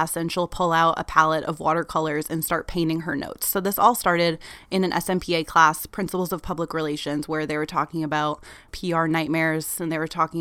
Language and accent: English; Maine, United States; now in Washington, D.C., United States; I'm from Maine, which is one of the coldest states in the US